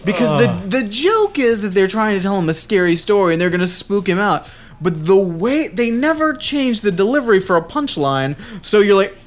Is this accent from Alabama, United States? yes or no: no; Tennessee, United States; I grew up in Tennessee